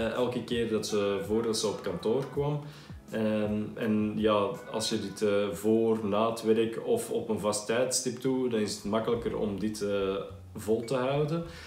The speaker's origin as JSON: {"language": "Dutch", "country": "Belgium", "accent": "Belgian", "moved": "yes", "lives_now": "Netherlands", "said": "je hoort het waarschijnlijk ook aan mijn accent, ik eh, zelf van België kom"}